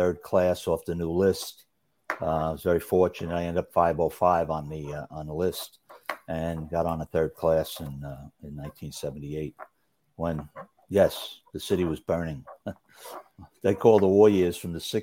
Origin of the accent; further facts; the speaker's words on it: New York City, New York, United States; also born or lived in Brooklyn, New York / Hollis, Queens; I grew up in, I was born in Brooklyn. I lived on Logan Street in East New York when I was first born. I was born in St. Mary's Hospital on Eastern Parkway. Then, I guess 4 or 5, we moved to Hollis, Queens. And then we moved from there to Roxbury in Rockaway